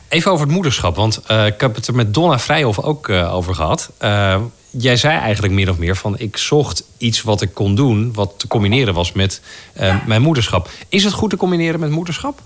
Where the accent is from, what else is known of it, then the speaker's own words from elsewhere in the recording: Netherlands; accent: Dutch; ik klink als een Nederlander die Engels spreekt